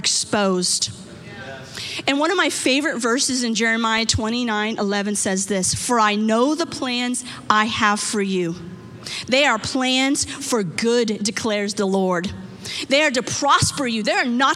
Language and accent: English; United States; Growing up in America